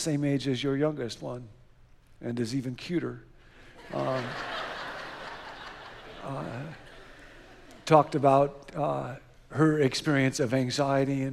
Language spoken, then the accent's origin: English; Rockford, Illinois, United States; we grew up together in Rockford, Illinois